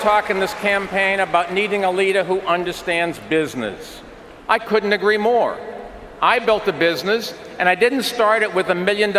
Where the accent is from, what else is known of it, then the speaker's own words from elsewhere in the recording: New York, United States; I'm a New Yorker